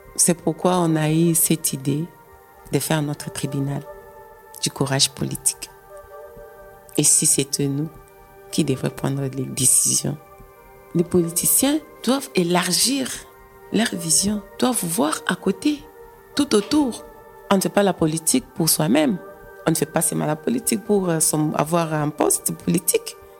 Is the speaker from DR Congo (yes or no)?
yes; DR Congo; moved away as an adult; now in Belgium; Je viens de la République démocratique du Congo. J'ai vu que les choses ne tournaient pas bien et il n'y avait pas moyen de vivre dans mon pays et j'ai aussi quitté